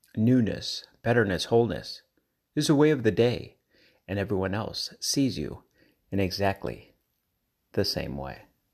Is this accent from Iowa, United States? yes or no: no; Colorado, United States; I'm from Colorado